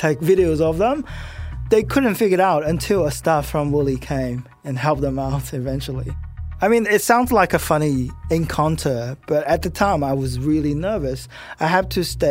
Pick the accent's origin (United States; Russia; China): China; now in Australia; I'm an Australian citizen, but I was born in China